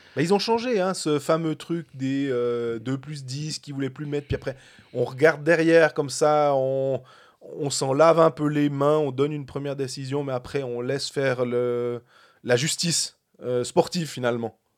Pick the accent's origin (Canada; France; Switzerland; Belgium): Switzerland; en tant que Suisse